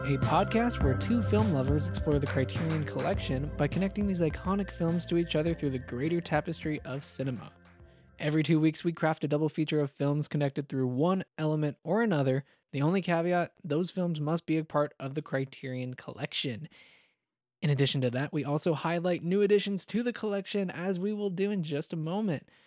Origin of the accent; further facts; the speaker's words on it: Atlanta, Georgia, United States; now in Fort Worth, United States; I'm from Atlanta